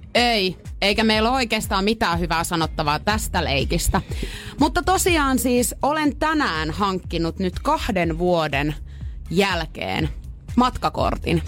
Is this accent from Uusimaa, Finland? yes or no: no; Pori, Satakunta, Finland; mä oon Porista